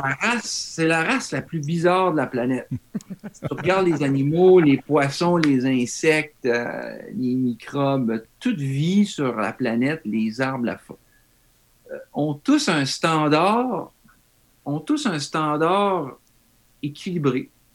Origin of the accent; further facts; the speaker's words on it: Val-d'Or, Quebec, Canada; moved away as an adult; also born or lived in Germany; now in Japan; Moi, venant même de l'Abitibi, de Val d'Or